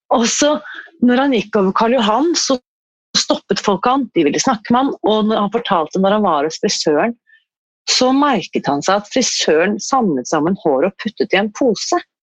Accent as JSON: {"language": "Norwegian", "region": "Oslo", "country": "Norway", "tie": "born or raised there", "said": "Jeg er født på Ullevål sykehus"}